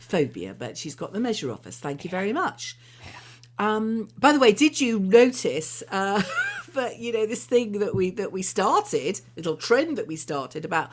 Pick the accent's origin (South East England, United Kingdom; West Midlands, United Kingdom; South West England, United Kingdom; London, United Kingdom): West Midlands, United Kingdom; Birmingham; I'm a Brummie myself